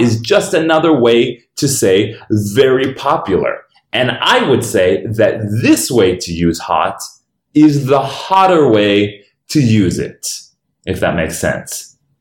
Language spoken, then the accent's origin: English; Denver, Colorado, United States; This is my hometown